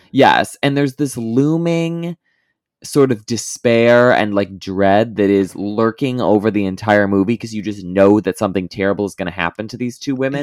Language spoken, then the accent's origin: English; Midwest, United States; growing up in the Midwestern evangelical circuit